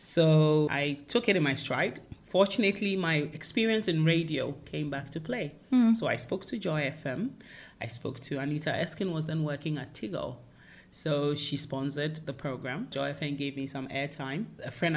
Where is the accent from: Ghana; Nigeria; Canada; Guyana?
Ghana; moved away as an adult; also born or lived in United Kingdom; I grew up in Ghana